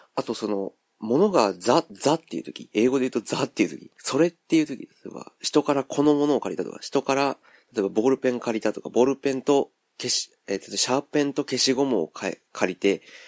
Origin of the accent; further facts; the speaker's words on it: Kansai, Japan; accent: Kansai-ben